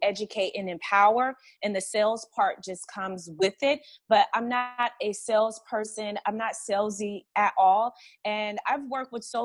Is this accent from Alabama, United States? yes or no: yes; Montgomery, Alabama, United States; growing up in Montgomery, Alabama